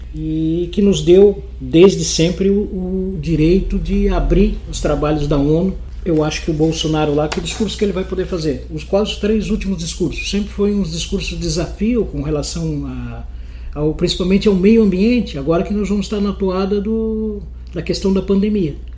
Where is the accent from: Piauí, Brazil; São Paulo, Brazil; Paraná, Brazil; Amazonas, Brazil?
Paraná, Brazil; now in Itajaí, Brazil; eu sou do Paraná